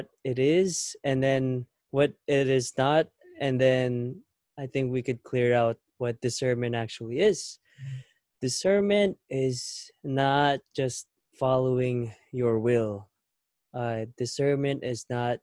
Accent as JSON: {"language": "English", "country": "Philippines", "tie": "born or raised there", "moved": "yes", "lives_now": "United States", "said": "We grew up in the Philippines, and when we moved here in the States back in 2011"}